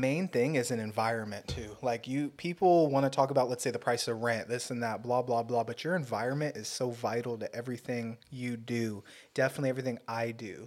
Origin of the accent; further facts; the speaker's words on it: Torrance, California, United States; I'm from Torrance